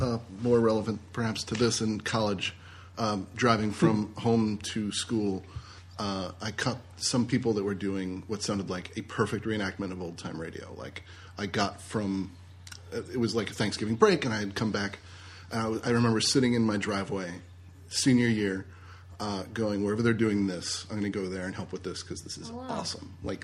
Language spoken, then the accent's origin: English; Washington, D.C. area, United States; Outside D.C.